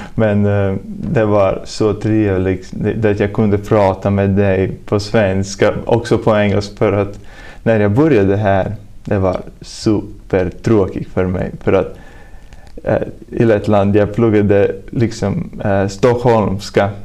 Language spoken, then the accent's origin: Swedish; Talsi, Kurzeme, Latvia; Swedish is a second language; moved away as an adult; now in Sweden; jag kommer från Lettland. Och ja, jag är tjugoett år gammal och jag kommer från småstad som heter Talsi